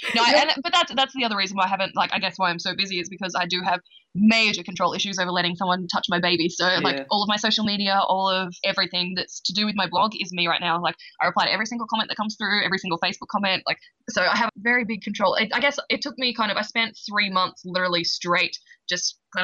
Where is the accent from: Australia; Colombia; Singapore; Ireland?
Australia; moved away as an adult; now in United States; we're moving home to Australia.